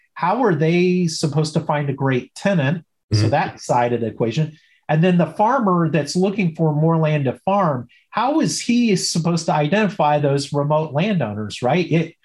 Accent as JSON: {"language": "English", "region": "Illinois", "country": "United States", "tie": "born or raised there", "said": "I go back to when I grew up in Southern Illinois, everybody in the small town, you know, kind of knew me, knew my last name, and I knew most people, right? Town of 5,000 people."}